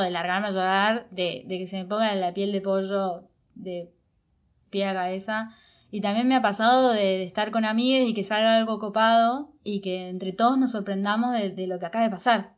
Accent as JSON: {"language": "Spanish", "region": "Córdoba", "country": "Argentina", "tie": "born or raised there", "said": "también me crié en Córdoba"}